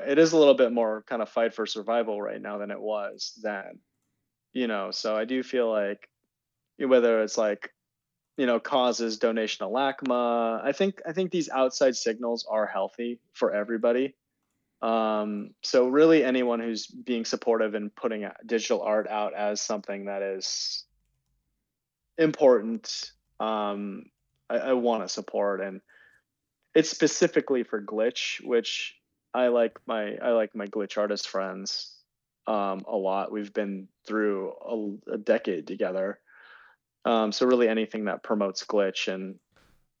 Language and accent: English; Santa Cruz, California, United States; I grew up in the Bay Area. Santa Cruz originally